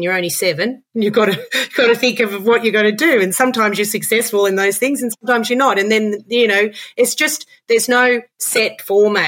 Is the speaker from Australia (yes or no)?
yes; Australia; also born or lived in Dublin, Ireland; I came from Australia